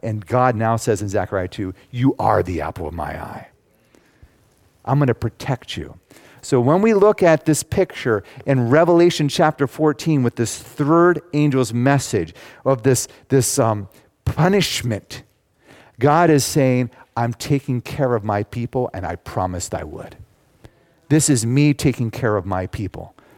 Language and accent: English; United States; I'm an American. I am very thankful to be a citizen of the United States.